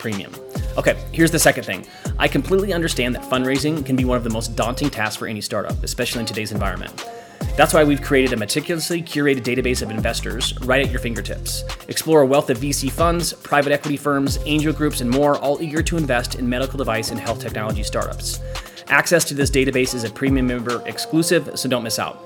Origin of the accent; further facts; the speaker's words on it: Midwest, United States; moved away as an adult; also born or lived in Orange County; now in Tahoe area, United States; I grew up in the Midwest, and we've been out on the West Coast for, gosh, the past 7 or 8 years now